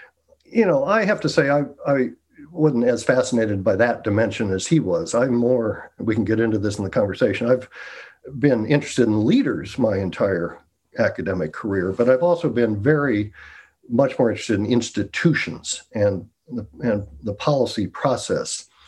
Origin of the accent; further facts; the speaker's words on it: United States; moved away as an adult; now in United Kingdom; as an American